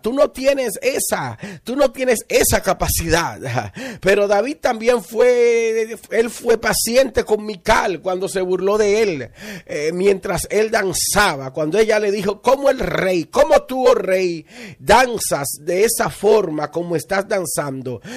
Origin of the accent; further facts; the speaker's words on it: Villa Altagracia, San Cristóbal, Dominican Republic; de la región de donde yo vengo, ah, de Villa Altagracia